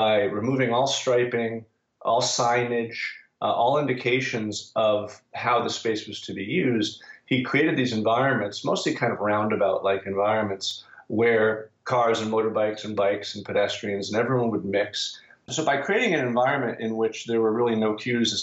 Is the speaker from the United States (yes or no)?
yes; United States; I'm American